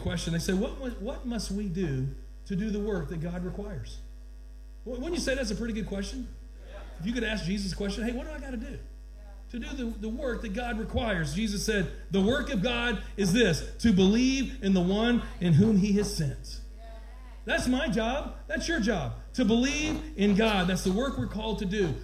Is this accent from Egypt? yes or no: no; Georgia, United States; I'm from Georgia